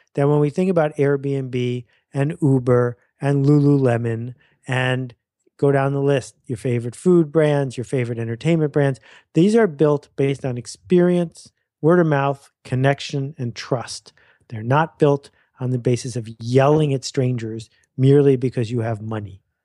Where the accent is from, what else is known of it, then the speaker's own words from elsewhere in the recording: Buffalo, New York, United States; moved away as an adult; also born or lived in Mount Vernon, New York; I spent from year five to year eighteen outside of Buffalo, New York, a fabulous place to grow up